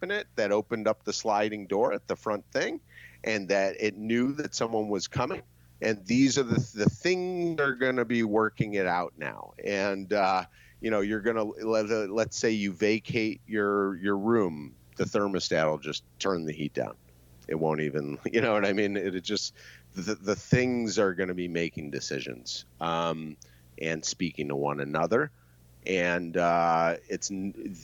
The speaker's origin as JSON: {"language": "English", "country": "United States", "moved": "yes", "lives_now": "China", "said": "being an American over here for the past 18 months"}